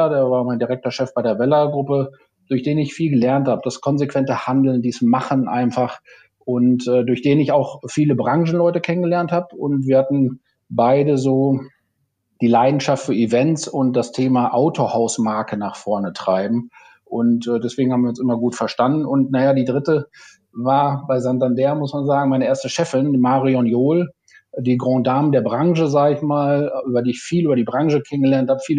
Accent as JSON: {"language": "German", "town": "Aalen", "region": "Baden-Württemberg", "country": "Germany", "tie": "born or raised there", "said": "Mercedes-Händler aus meiner Heimatstadt Aalen"}